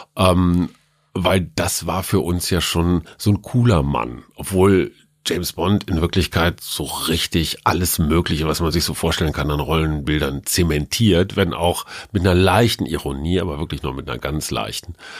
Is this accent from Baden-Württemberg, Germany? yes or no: no; Münster, North Rhine-Westphalia, Germany; als Münsteraner